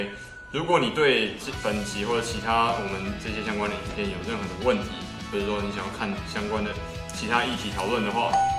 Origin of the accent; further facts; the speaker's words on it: Hong Kong; born there; 我跟马英九一样，我也在香港出生的哦。